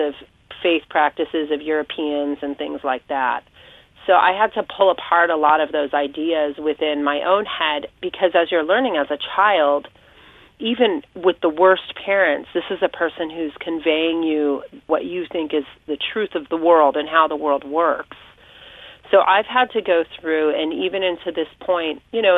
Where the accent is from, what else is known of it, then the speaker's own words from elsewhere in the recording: Orange County, Southern California, United States; now in Pawling, United States; I grew up in Southern California, Orange County, and most of my lifetime I lived in my grandparents' home